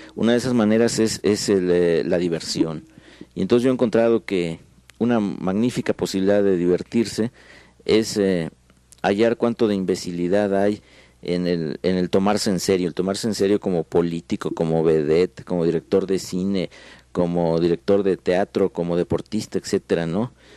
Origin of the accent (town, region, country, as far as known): Mexico